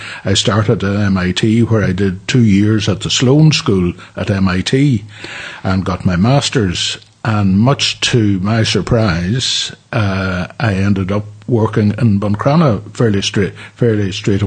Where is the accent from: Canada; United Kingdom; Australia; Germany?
United Kingdom; Derry, Northern Ireland; our family grew up in Derry, as did my father's family, actually. I had a very good childhood, very happy childhood.